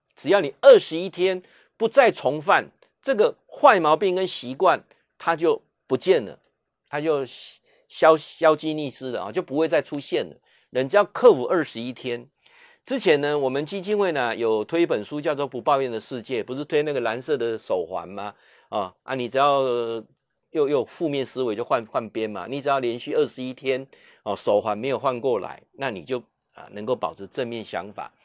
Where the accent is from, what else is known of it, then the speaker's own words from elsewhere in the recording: Taiwan; 身为台湾人